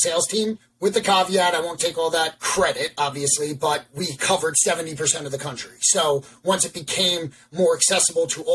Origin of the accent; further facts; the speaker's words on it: Long Island, New York, United States; moved away as an adult; also born or lived in Baltimore, Maryland; now in Pennsylvania, United States; from New York, born and raised on Long Island, Lived there until I went to college in Baltimore